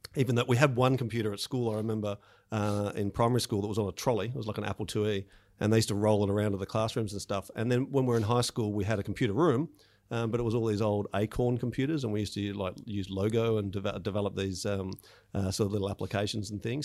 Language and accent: English; Melbourne, Victoria, Australia; I grew up in Melbourne, uh, out in the um, southeastern suburbs